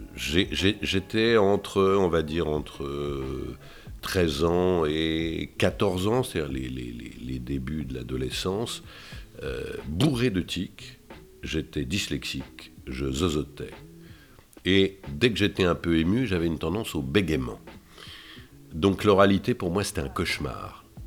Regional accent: Dijon, Bourgogne-Franche-Comté, France; moved away; ma ville natale dont je suis très fier, euh, je suis très fier parce que je suis un bourguignon dans l'âme

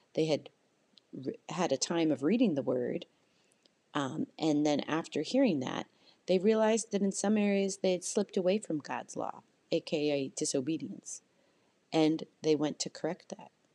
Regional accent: Canada; I'm Canadian and, you know, in Canada, it's just not as uh, a, a big of a holiday

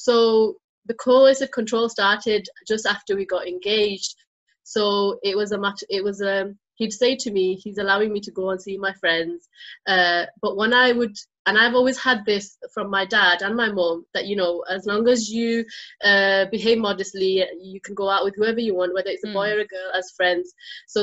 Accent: United Kingdom; I'm British Bangladeshi.

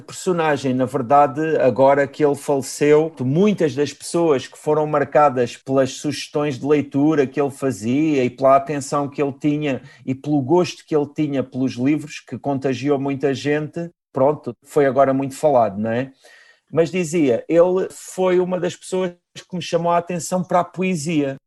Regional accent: Galveias, Portalegre District, Portugal; eu nasci em Galveias

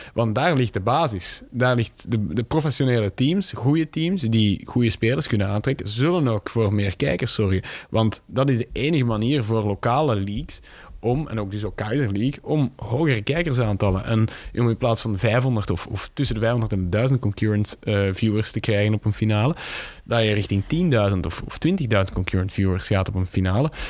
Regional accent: Tienen, Flanders, Belgium; dat is mijn geboortestad in Tienen

